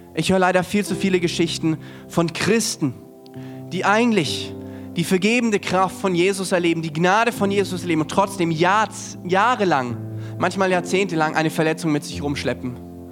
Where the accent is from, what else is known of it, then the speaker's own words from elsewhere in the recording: Germany; für uns auch als Deutsche